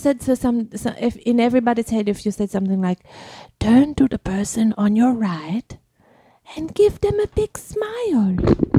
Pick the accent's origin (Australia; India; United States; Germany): Germany; moved away; I'm from Germany, but also I have traveled a bit.